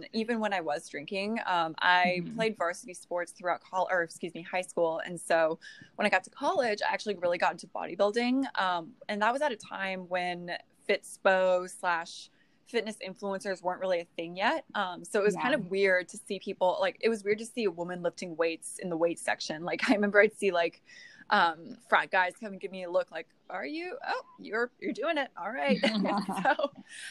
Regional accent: California, United States; now in North Carolina, United States; I'm originally from California.

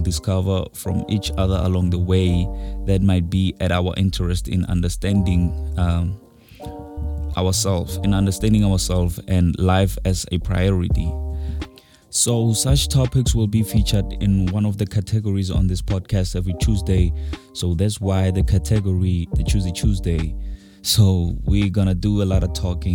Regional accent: North West, South Africa; I'm proudly South African, from Northwest

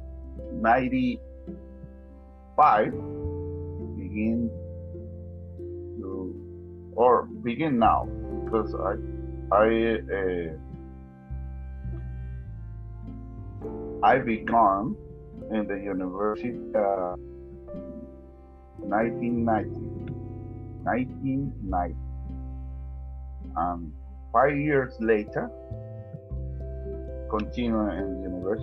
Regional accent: Santiago de Veraguas, Veraguas, Panama; English is a second language; also born or lived in Panama City, Panama; I was born in Panama City, August 1966. And I studied and I grew up in Santiago

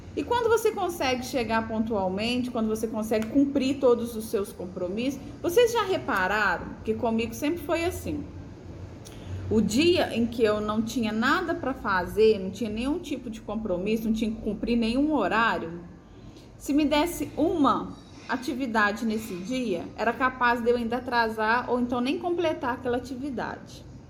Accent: Brazil; como uma boa brasileira

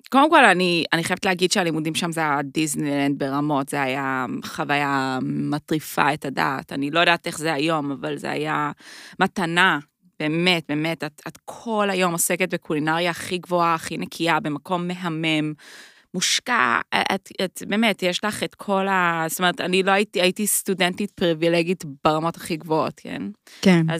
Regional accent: United States; now in Israel; אני גם אמריקאית

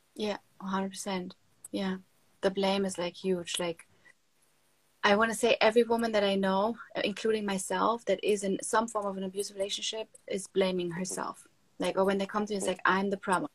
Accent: Germany; moved away as an adult; now in Miami, United States; growing up in Germany, I grew up like in a nice household

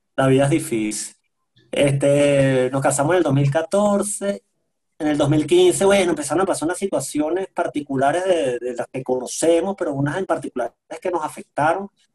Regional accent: Venezuela; moved away as an adult; now in Quito, Ecuador; los venezolanos somos muy confianzudos, somos gritones, somos groseros

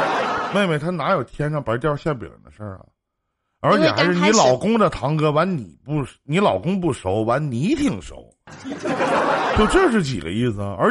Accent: Northeast China, China; accent: Northeastern (Dongbei); 我们东北话就是二逼呗。

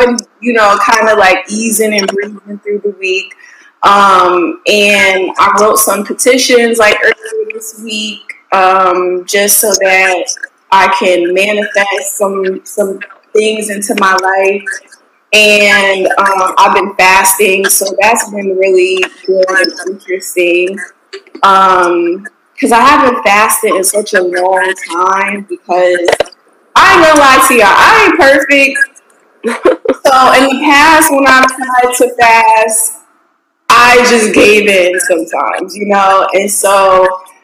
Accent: Connecticut, United States; now in Houston, United States; I'm from Connecticut

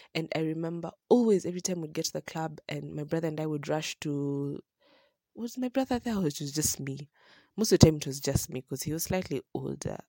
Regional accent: Kenya; having grown up in a town where you're just so used to how things go, and then, um, starting there all the way from prime, from nursery to hi-, to class eight

